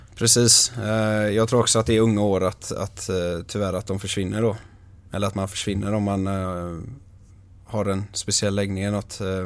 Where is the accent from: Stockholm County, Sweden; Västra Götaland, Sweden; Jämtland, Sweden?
Västra Götaland, Sweden; Ytterby; Ytterby där jag är ifrån. en liten håla på 6000 personer